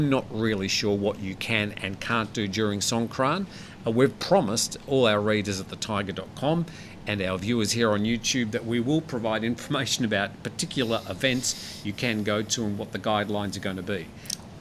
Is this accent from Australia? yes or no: yes; Australia; moved away; Living in Australia, we had the infusion of the sort of the British, being the British colony we were.